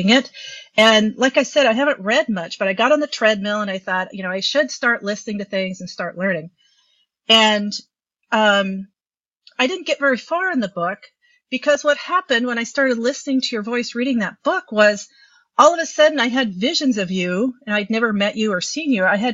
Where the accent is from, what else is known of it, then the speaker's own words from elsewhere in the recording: Midwest, United States; I'm just a Midwesterner